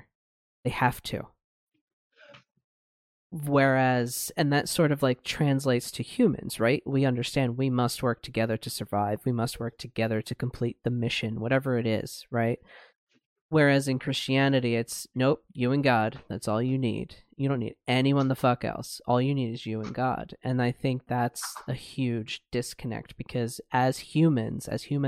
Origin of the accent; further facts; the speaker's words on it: United States; I usually don't say I'm American. I'll usually just say like I'm from the US